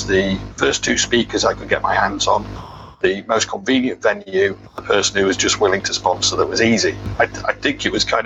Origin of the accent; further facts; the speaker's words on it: United Kingdom; being quite British and polite